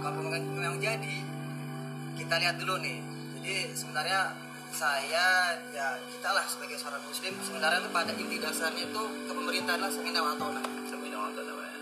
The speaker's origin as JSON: {"language": "Indonesian", "town": "Cileungsi", "region": "West Java", "country": "Indonesia", "said": "Saya dari Cilengsi"}